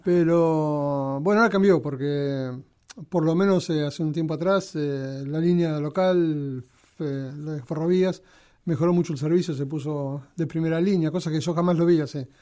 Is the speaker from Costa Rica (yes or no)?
no; El Palomar, Buenos Aires Province, Argentina; moved away as an adult; si bien este, nací en Capital, a los pocos meses fui al Palomar. El Palomar y ahí este, estuve hasta que hasta que me casé